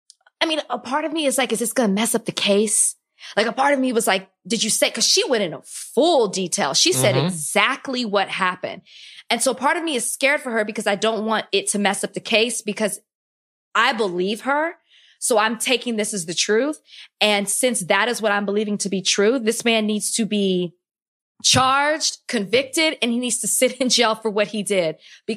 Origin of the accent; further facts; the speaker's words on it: Dallas, Texas, United States; I'm from Dallas, so I was